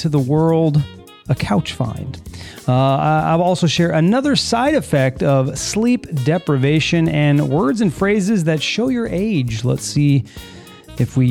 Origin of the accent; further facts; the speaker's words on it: California, United States; moved away as an adult; now in Florida, United States; we're from California